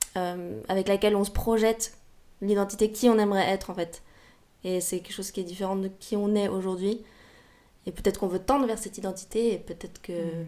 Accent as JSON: {"language": "French", "town": "Paris", "region": "Île-de-France", "country": "France", "tie": "born or raised there", "also_born_or_lived": "London / Berlin", "said": "j'ai grandi euh, à Paris"}